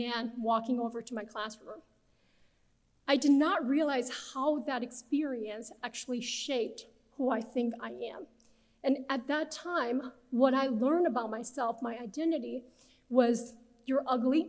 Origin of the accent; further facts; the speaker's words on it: Beijing, China; English is a second language; moved away as an adult; also born or lived in Nebraska, United States; now in United States; I'm originally from Beijing, China, and came to the US as an international transfer student